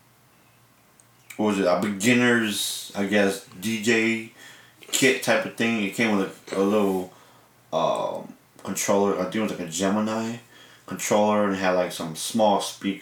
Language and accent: English; Rockford, Illinois, United States; Born and raised in Rockford